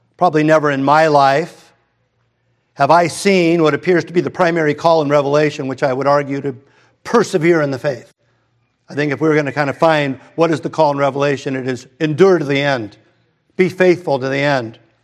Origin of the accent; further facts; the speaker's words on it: Redondo Beach, California, United States; we moved from Hermosa to Redondo, and my family didn't go to church.